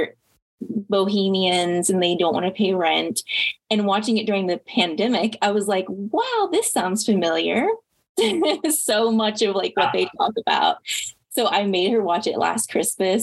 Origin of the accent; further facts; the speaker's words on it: Midwest, United States; moved away as an adult; now in Austin, United States; I'm from the Midwest and my mom still lives in Indiana. But I've lived in Austin for 7 years